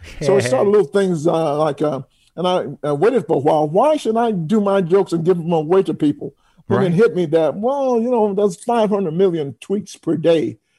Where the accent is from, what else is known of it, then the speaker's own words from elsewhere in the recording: New York, United States; also born or lived in Atlanta; because I'm from New York, I live in New York